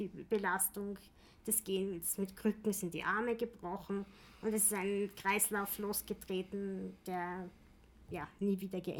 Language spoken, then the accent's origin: German; Vienna, Austria; Äh, ich bin in Wien geboren, mein ganzes Leben in Wien gewesen, ähm, außer irgendwann mal in der Steiermark